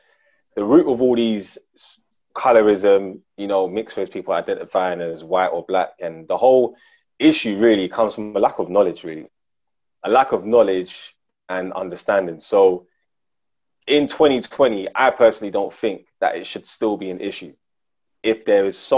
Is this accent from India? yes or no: no; Ghana; I'll be like, raw, like, yeah, I'm Ghanaian, but I'm mixed with, you know what I'm saying? Like, because it was like a madness to be fully African.